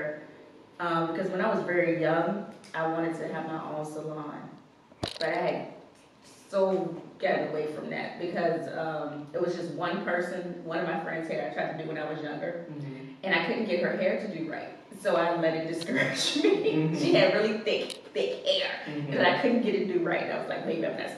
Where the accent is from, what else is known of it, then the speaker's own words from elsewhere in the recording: Virginia, United States; also born or lived in Louisa, Virginia / Montpelier, Virginia; I'm from Virginia, but my family is from like Louisa, Montpelier area, so it's got a country. I've got a country girl. but I've lived in the city since elementary school